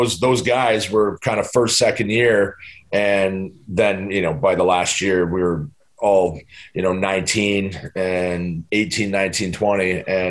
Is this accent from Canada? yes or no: yes; London, Ontario, Canada; playing in my hometown, like I grew up watching the London Knights, and my dad taking me to the games every Friday from when I was four to when I was nine